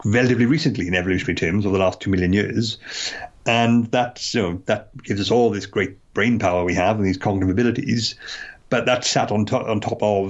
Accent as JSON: {"language": "English", "country": "United Kingdom", "tie": "born or raised there", "said": "a UK resident who lived here all my life and has never lived in London"}